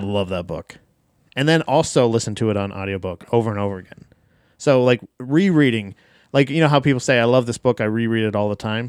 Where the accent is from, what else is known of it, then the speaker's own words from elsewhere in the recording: Florida, United States; I am from Florida